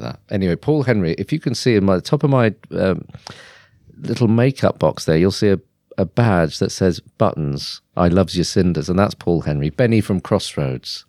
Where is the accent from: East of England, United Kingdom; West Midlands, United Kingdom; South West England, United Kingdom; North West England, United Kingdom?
East of England, United Kingdom; Norwich; I was born, uh, in Norwich, uh, in, uh, nineteen seventy-five, and, um, I grew up in Norwich